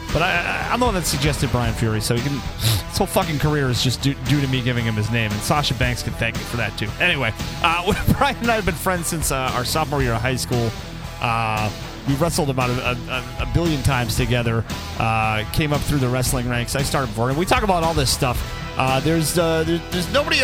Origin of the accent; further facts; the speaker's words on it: Rochester, New Hampshire, United States; We're two kids from Rochester